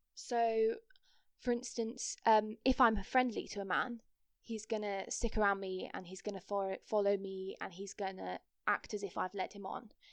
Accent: Kent, South East England, United Kingdom; also born or lived in Nottingham; I'm from Kent

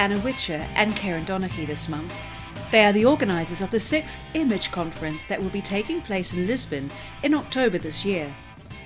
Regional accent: New Zealand; first language English; moved away as an adult; also born or lived in Spain; I began learning Māori, the indigenous language of my home country, New Zealand

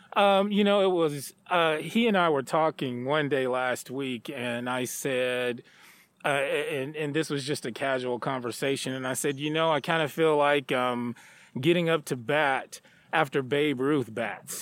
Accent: Stamps, Arkansas, United States; moved away as an adult; also born or lived in Texas; now in Chadron, United States; I grew up in a small town um, called Stamps, Arkansas

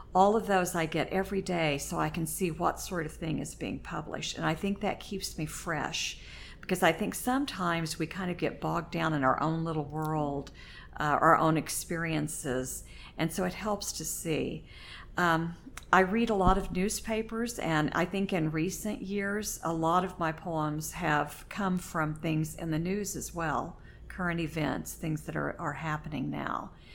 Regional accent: Oklahoma, United States; moved away as an adult; now in Indiana, United States; I grew up in Oklahoma, lived there until I married my husband

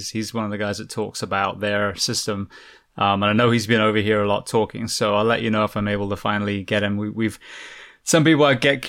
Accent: England, United Kingdom; the NHS, I came from England, an amazing system.

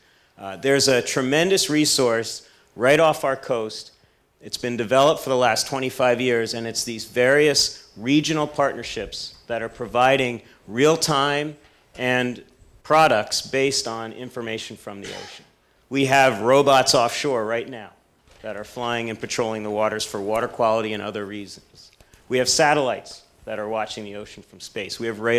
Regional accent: Jersey Shore, New Jersey, United States; I grew up on the Jersey Shore

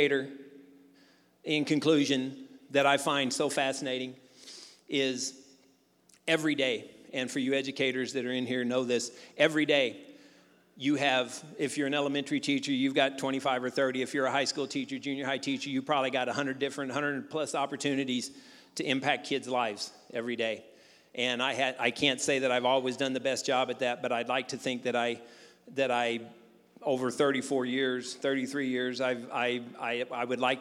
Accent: Jackson, Missouri, United States; moved away as an adult; I grew up in Jackson

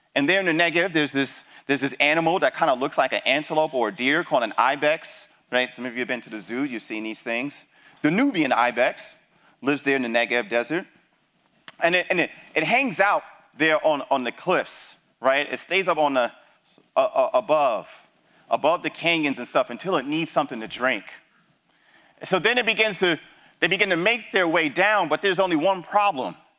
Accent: New York City, New York, United States; moved away; also born or lived in Texas; I grew up in the Bronx

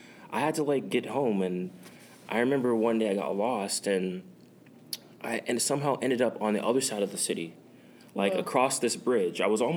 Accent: United States; I'm American, so I'm a patriotic about

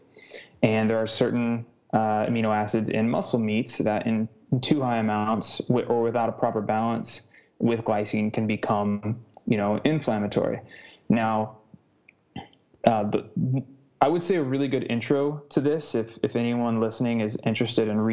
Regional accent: United States; I'm American

